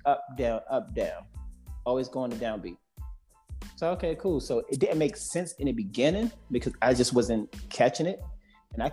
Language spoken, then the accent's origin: English; Washington, District of Columbia, United States; I am currently from Washington, D.C.